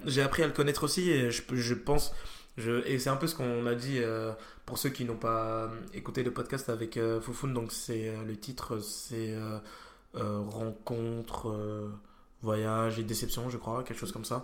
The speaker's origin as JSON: {"language": "French", "town": "Auxerre", "region": "Bourgogne-Franche-Comté", "country": "France", "also_born_or_lived": "Nancy", "moved": "yes", "said": "je suis pas de Nancy, je suis d'Auxerre"}